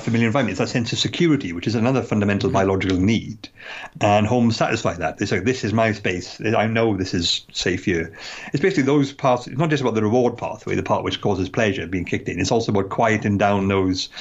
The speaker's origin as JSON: {"language": "English", "country": "United Kingdom", "tie": "born or raised there", "said": "a UK resident who lived here all my life and has never lived in London"}